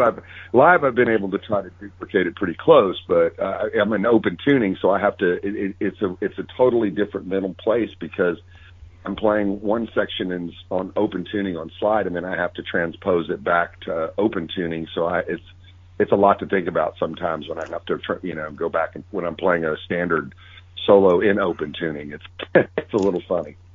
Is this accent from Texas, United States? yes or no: yes; Texas, United States; growing up in Texas